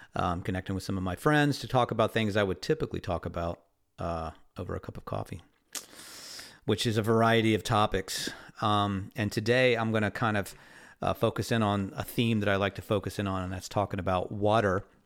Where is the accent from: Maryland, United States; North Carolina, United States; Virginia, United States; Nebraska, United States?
Maryland, United States; Crofton; moved away; I grew up in the headwaters of the South River, um, or at least, you know, the kind of the sort of the headwaters. I'm sure they're up a little bit further than we were in Crofton